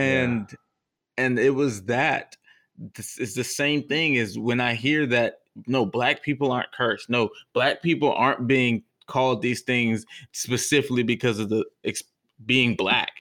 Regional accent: Texas, United States; as a Texan

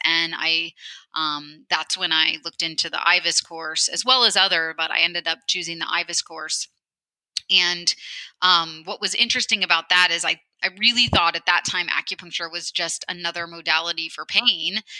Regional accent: central Illinois, United States; moved away as an adult; now in Portland, United States; I actually grew up uh, on a small farm in a rural area of central Illinois.

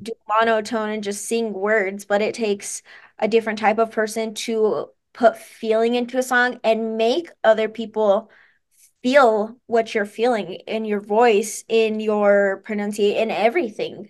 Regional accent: Taos, New Mexico, United States; also born or lived in Santa Fe, New Mexico; I was born in Santa Fe, but I've been in Taos my entire life

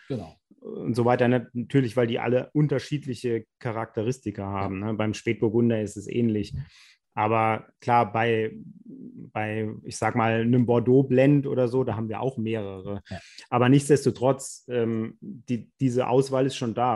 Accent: Rhineland-Palatinate, Germany; wir sind ja aus der Pfalz

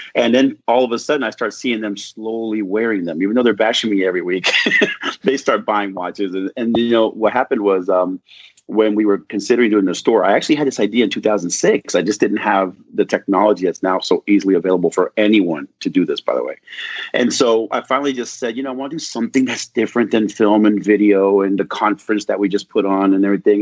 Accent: Southern California, United States; I grew up in Southern California

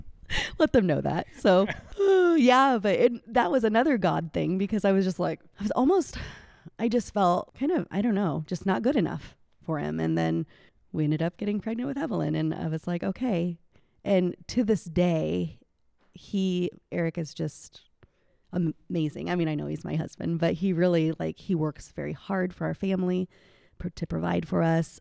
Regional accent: Indianola, Iowa, United States; I grew up here in Indianola, out on R sixty-three Highway, born and raised

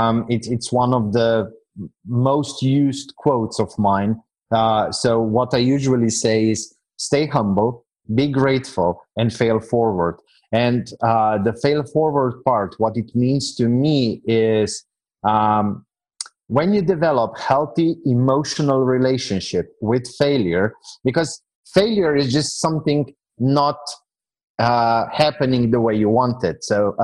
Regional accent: Slovenia; now in Serbia; Today, I'm living in Serbia. So for the past year and a few months, I'm living in Serbia, which is, well, if your audience is a tad bit older, they might remember a country that used to be called Yugoslavia

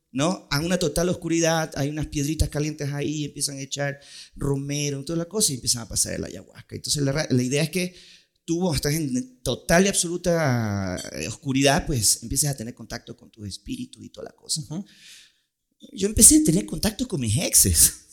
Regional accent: Ecuador; born or raised there; also born or lived in Puerto Rico / New York

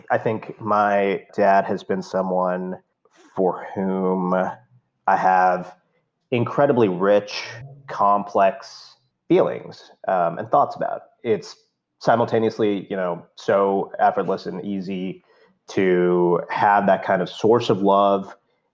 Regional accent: India; now in United States; growing up in India

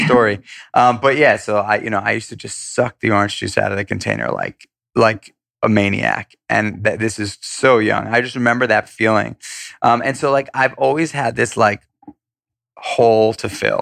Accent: New York City, New York, United States; also born or lived in Los Angeles; I grew up in New York City, born and raised in Manhattan.

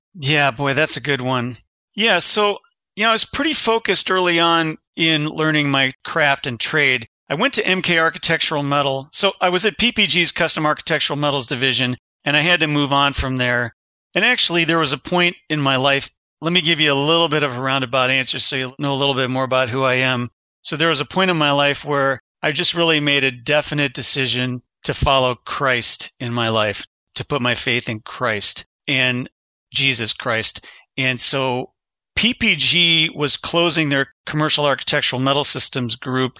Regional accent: Kensington, Ohio, United States; also born or lived in Berwyn, Illinois; I was born in Berwyn, Illinois, which is a little suburb of Chicago, lived there eight years, moved from a little lot, a little eighth acre lot with the Sioux Line Railroad station behind us. My dad was an engineer. We moved from Chicago area. He went to Illinois Institute of Technology. We moved from there to a sixty-acre farm in Kensington, Ohio, population three hundred and fifty

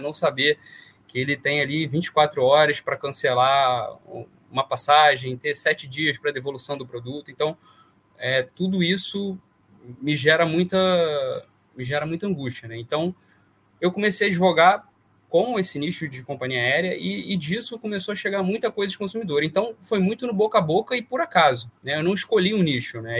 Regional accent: Vassouras, Rio de Janeiro, Brazil; moved away as an adult; eu sou do interior do Rio, de Vassouras, e vim para o Rio fazer faculdade.

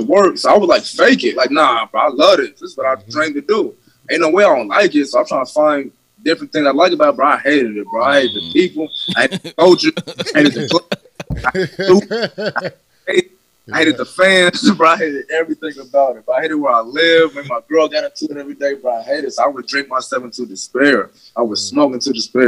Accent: West Coast, United States; I'm from the West Coast

